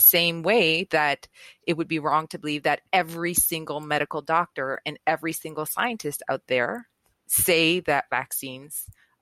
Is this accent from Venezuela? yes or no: yes; Venezuela; moved away; I was raised in Venezuela, and in Venezuela, anti-vax just wasn't a thing.